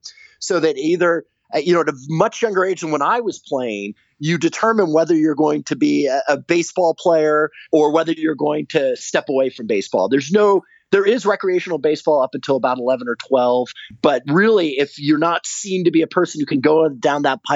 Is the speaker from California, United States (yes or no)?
yes; Los Angeles, California, United States; I grew up in Los Angeles